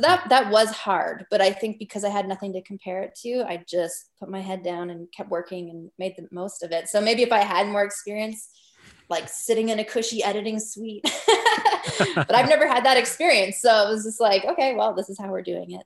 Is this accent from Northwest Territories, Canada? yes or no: yes; Northwest Territories, Canada; I'm from the Northwest Territories.